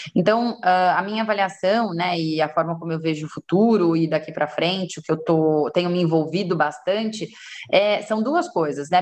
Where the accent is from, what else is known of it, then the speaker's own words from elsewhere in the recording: São Paulo, Brazil; sou de São Paulo, né? nasci em São Paulo